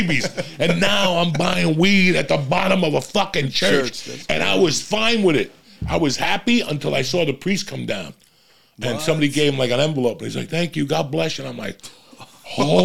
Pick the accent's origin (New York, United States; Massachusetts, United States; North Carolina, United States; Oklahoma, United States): New York, United States; New York City; now in Los Angeles, United States; I grew up smoking weed in New York motherfucking city